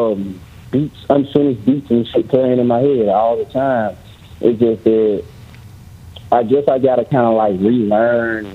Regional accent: Memphis, Tennessee, United States; I'm from Memphis, Tennessee.

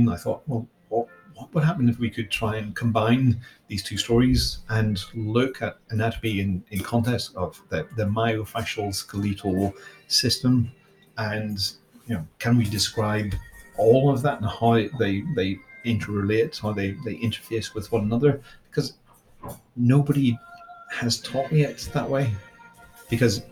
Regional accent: Ireland; I grew up in Ireland with lots of dolmen and chamber graves

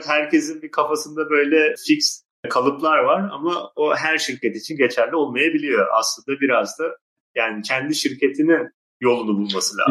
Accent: Turkey; Akdeniz insanı olarak Türkler bunu iyi yapıyor yani. Biz işte bayağı insan ağırlamayı severiz

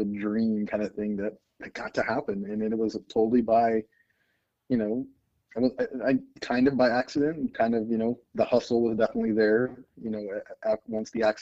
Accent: Texas, United States; now in St. Louis, United States; I grew up in Texas

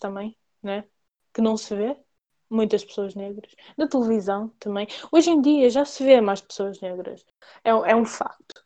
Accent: Portugal; eu nasci em Portugal

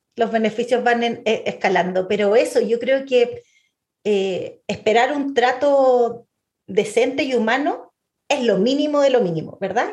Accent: Santiago, Santiago Metropolitan Region, Chile; Chile ya no somos solo chilenos

